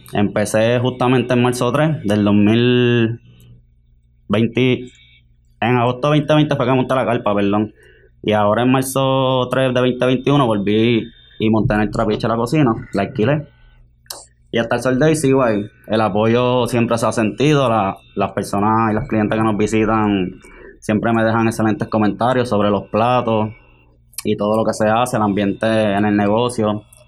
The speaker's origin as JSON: {"language": "Spanish", "town": "Guaynabo", "country": "Puerto Rico", "said": "de Guaynabo también"}